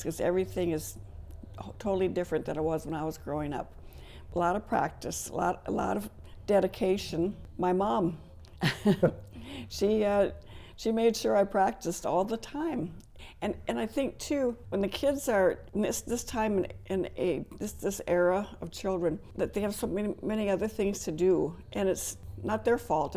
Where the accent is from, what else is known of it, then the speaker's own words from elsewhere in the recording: Valley City, North Dakota, United States; moved away as an adult; now in Jamestown, United States; I grew up in Valley City, and we were fortunate enough to have a dance instructor there